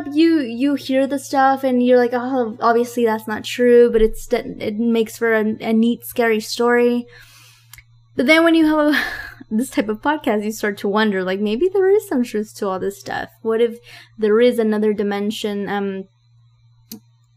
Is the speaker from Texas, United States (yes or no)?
yes; Texas, United States; also born or lived in San Luis Potosí, Mexico; When I was one, almost two, my family relocated to the US with my dad, and I grew up here